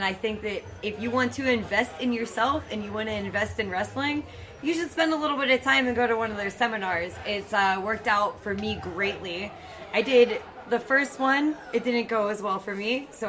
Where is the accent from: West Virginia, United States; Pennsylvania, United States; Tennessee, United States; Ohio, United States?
Pennsylvania, United States; Pittsburgh; it's my hometown